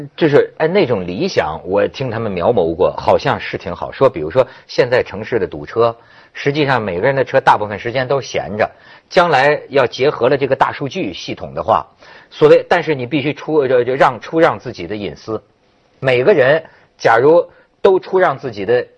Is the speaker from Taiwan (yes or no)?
no; China; 但是我也是中国人了